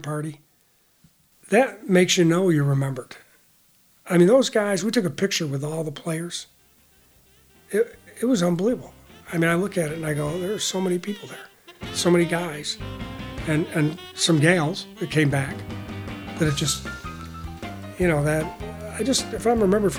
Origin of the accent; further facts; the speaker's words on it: New York, United States; moved away; my hometown, New York